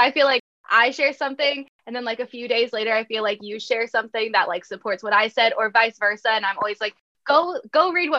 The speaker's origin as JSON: {"language": "English", "town": "DeWitt", "region": "Iowa", "country": "United States", "tie": "born or raised there", "said": "I'm from Eastern Iowa. I grew up in DeWitt, which is like 20, 30 minutes north of the Quad Cities"}